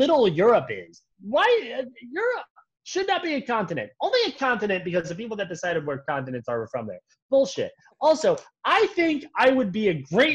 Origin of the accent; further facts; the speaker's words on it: United States; Me as an American who's been inculcated into a lifetime of servitude to the American capitalist state